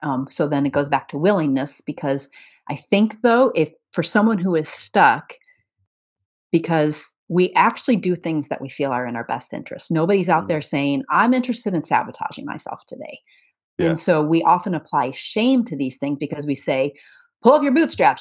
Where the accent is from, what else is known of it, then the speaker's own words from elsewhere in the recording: about two hours north of Indianapolis, United States; my hometown